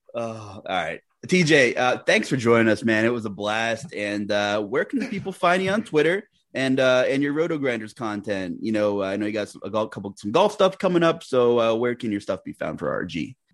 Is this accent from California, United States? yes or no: no; Long Island, New York, United States; I'm from Long Island